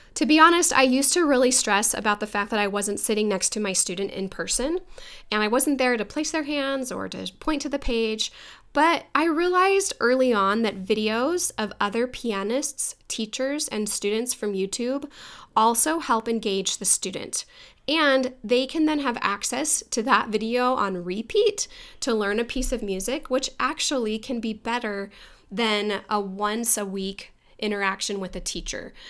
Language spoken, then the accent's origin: English; Mesa, Arizona, United States; moved away as an adult; also born or lived in Boston, Massachusetts; I'm actually from Mesa, Arizona